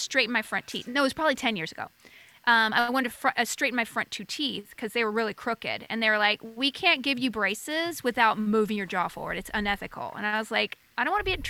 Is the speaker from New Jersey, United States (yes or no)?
no; Alabama, United States; now in Los Angeles, United States; I'm from Alabama.